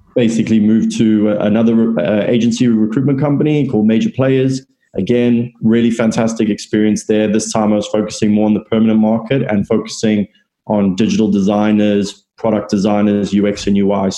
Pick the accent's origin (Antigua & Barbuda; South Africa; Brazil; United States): South Africa; moved away as an adult; now in London, United Kingdom; I'm originally from South Africa, and I moved over to London roughly 4 years ago.